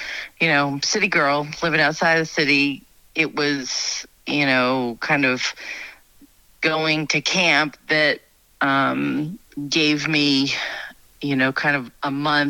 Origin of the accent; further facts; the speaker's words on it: New York, United States; moved away as an adult; also born or lived in Queens, New York; now in North Idaho, United States; I'm from New York, born and raised, lived in Queens outside of New York City when I was little. And then we moved about an hour north of the city. And so city girl, but my mom was raised in New Hampshire and my dad was raised in the Bronx.